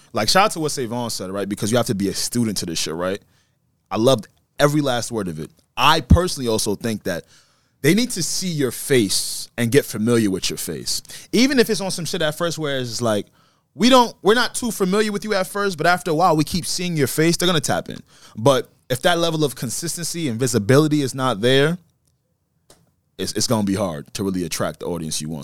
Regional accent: United States; I was born here in the United States

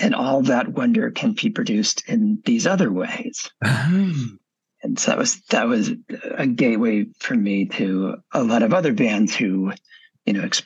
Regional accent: Texas, United States; I grew up in Texas in the late 70s and 80s

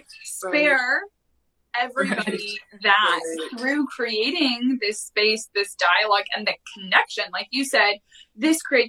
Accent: San Francisco Bay Area, California, United States; born or raised there

